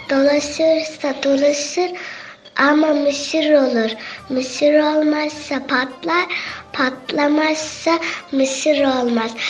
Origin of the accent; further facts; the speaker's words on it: Konya, Turkey; Konya, Konyalıyım.